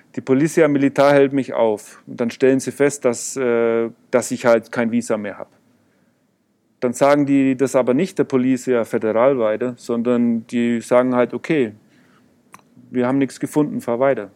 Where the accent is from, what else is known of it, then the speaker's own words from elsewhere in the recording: Germany; ja, yo soy Aleman, Alemau. Äh, und also ich bin Deutscher